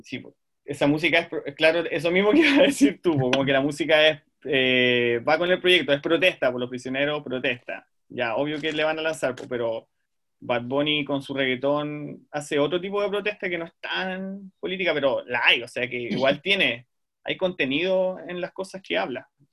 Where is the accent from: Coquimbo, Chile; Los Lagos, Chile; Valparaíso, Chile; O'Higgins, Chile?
Los Lagos, Chile; Puerto Montt; soy de Puerto Montt